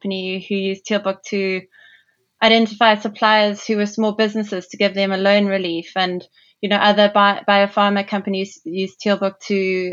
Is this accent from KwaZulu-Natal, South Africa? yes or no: yes; Durban, KwaZulu-Natal, South Africa; moved away as an adult; also born or lived in London, United Kingdom / Toronto, Canada; From South Africa originally, as you can hear, I was born in Durban on the east coast of South Africa.